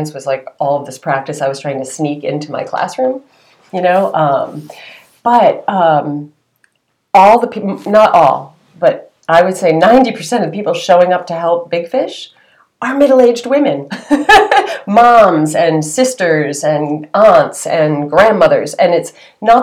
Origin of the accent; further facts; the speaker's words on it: Cape Cod, Massachusetts, United States; I come from Cape Cod